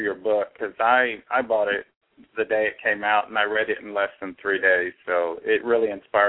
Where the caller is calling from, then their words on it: Tennessee, United States; I'm calling from Tennessee.